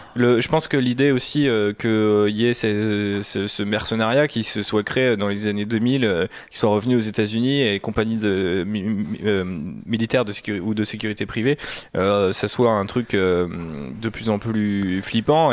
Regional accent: France; en tant que Français

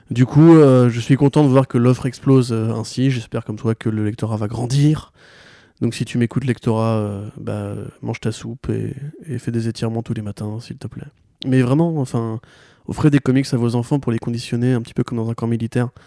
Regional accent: Alsace, Grand Est, France; je suis alsacien.

